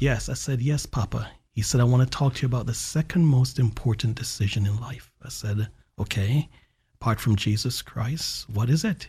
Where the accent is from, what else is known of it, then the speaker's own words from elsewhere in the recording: Jamaica; also born or lived in Alabama; now in Central Florida, United States; growing up in Jamaica